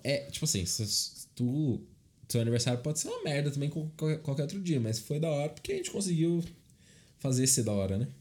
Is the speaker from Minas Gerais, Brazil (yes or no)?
no; Rio Claro, São Paulo, Brazil; Eu estudei quando eu era pequeno aqui em Rio Claro.